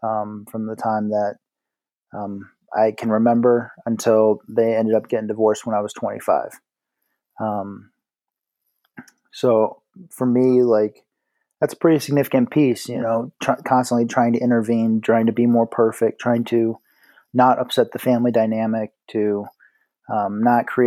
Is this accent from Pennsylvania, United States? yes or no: no; South Bend, Indiana, United States; moved away as an adult; also born or lived in Dayton, Ohio; now in Colorado, United States; I was born in Indianapolis, Indiana. At the age of 6, we moved to South Bend, and that's where I spent, ages 6 through 18.